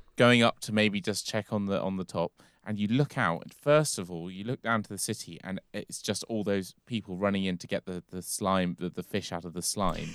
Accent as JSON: {"language": "English", "region": "London", "country": "United Kingdom", "said": "I'm from London"}